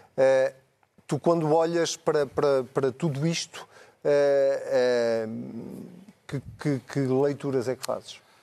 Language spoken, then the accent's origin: Portuguese; Leiria, Centro, Portugal; eu sou de Leiria